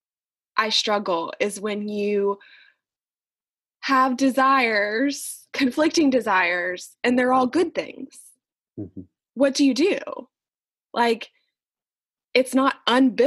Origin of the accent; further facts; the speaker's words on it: Jacksonville, Florida, United States; also born or lived in Wales; Jacksonville is my hometown. I've lived here my entire life